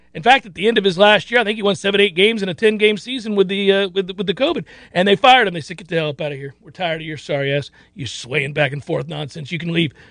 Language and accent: English; Florida, United States; Growing up in Florida, by and large, caring deeply about football in the South